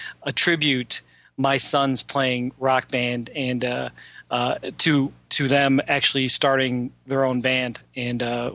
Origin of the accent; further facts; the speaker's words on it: Philippines; I'm Filipino, so they're named after a Filipino food.